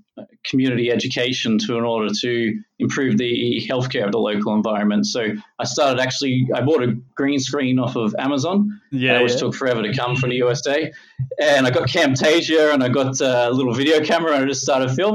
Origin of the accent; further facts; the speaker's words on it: Logan, Queensland, Australia; I grew up in Logan